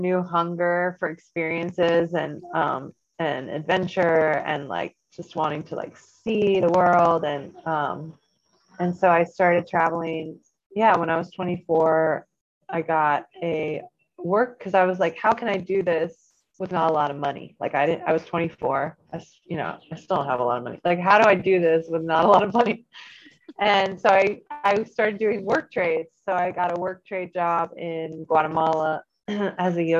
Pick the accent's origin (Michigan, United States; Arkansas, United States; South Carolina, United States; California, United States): South Carolina, United States; moved away as an adult; I grew up by the beach. I grew up in South Carolina.